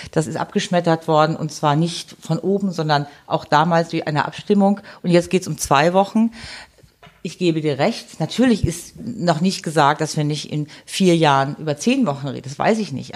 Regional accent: Germany; now in Switzerland; ich als Deutsche und mittlerweile Schweizerin

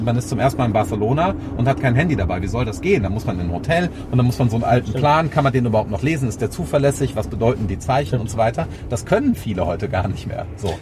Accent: Germany; also born or lived in New York / Bonn; als Deutsche, also als Personen mit deutscher Staatsbürgerschaft

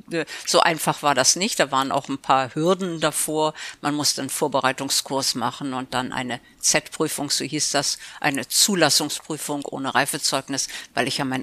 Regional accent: Elbląg, Warmian-Masurian Voivodeship, Poland; born there; dann als äh, Geschäftsführer einen Job bekommen und ist mit der Familie dahin gezogen. Und deswegen bin ich in Elbing geboren.

